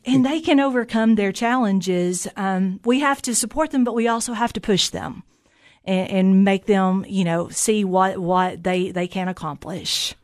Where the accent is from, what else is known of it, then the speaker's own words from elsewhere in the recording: Jamestown, Tennessee, United States; I'm a native of Fentress County. I grew up in Jamestown